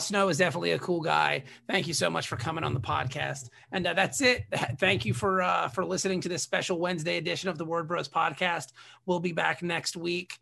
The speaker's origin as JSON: {"language": "English", "town": "Norfolk", "region": "Virginia", "country": "United States", "tie": "born or raised there", "said": "I grew up in Norfolk, Virginia"}